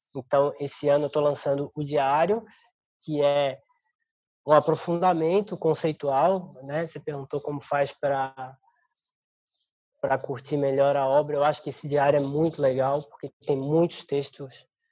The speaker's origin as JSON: {"language": "Portuguese", "town": "Florianópolis", "region": "Santa Catarina", "country": "Brazil", "tie": "born or raised there", "moved": "as an adult", "lives_now": "São Paulo, Brazil", "said": "Eu sou de Florianópolis, eu sou. É, estudei na Universidade do Estado de Santa Catarina, minha vida é, fiquei, eh, passei minha vida inteira lá"}